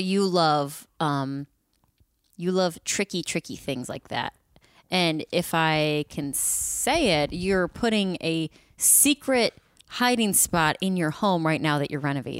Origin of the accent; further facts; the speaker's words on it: Midwest, United States; I'm from the Midwest.